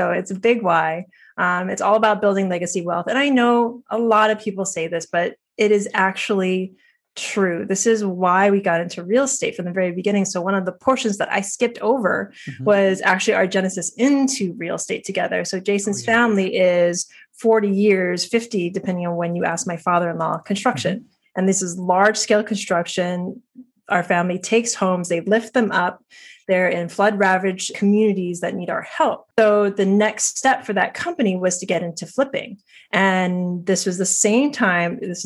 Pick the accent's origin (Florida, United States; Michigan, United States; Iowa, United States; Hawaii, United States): Hawaii, United States; moved away as an adult; also born or lived in New York / Maui; now in Tennessee, United States; I'm born and raised in Hawaii.